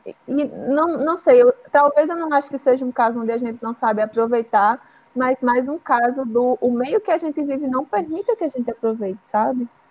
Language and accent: Portuguese; Northeast Region, Brazil; Sou nordestina